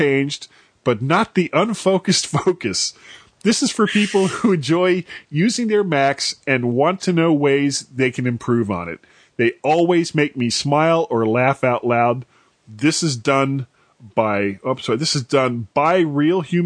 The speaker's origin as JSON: {"language": "English", "region": "Florida", "country": "United States", "tie": "born or raised there", "said": "I'm a blonde from Florida, born and raised in the 70s"}